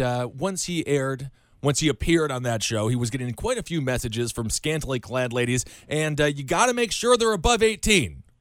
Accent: Wisconsin, United States; growing up in Wisconsin

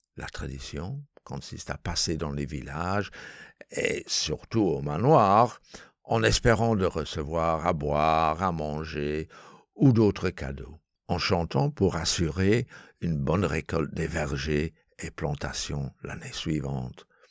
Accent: Yorkshire and the Humber, United Kingdom; now in Belgium; de ma région d'origine cette semaine, c'est-à-dire du Yorkshire, dans le nord d'Angleterre

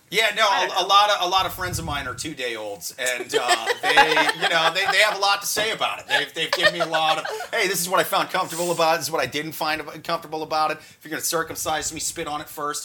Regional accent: Midwest, United States; I'm from the Midwest where there's not subways and shit

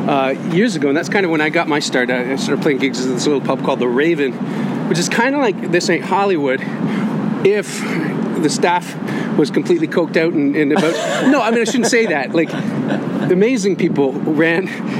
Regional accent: Hamilton, Ontario, Canada

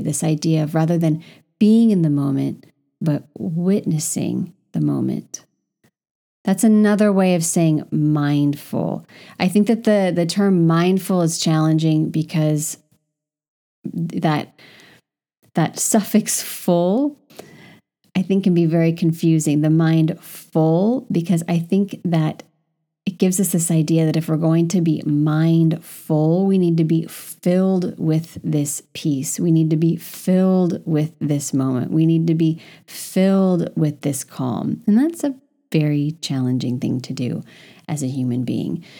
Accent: California, United States; moved away as an adult; now in Paris, France; I, as a Californian

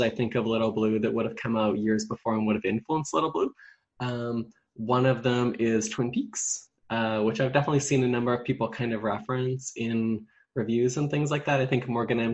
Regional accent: Vancouver Island, British Columbia, Canada; I grew up on Vancouver Island.

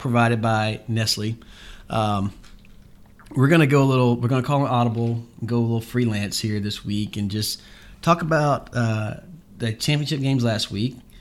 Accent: Jacksonville, Florida, United States; Jacksonville, my hometown

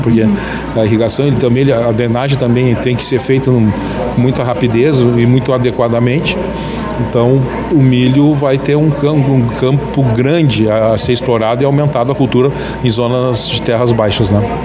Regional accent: Camaquã, Rio Grande do Sul, Brazil; é da Pacheca, né? nós somos da Pacheca

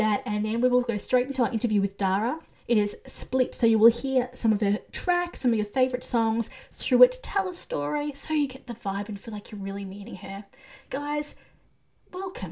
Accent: Australia; I'm Australian

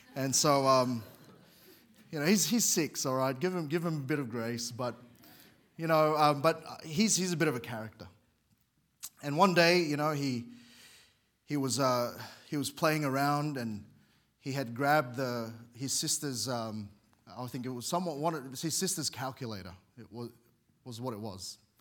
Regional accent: Sydney, New South Wales, Australia; moved away as an adult; now in Queensland, Australia; I grew up in Sydney. We moved there when I was very young, and that's home to me

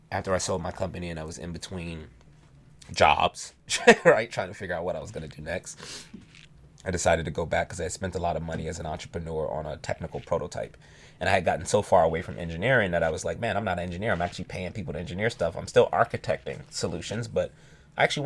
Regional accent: New York City, New York, United States; now in Seattle, United States; I'm from Brooklyn.

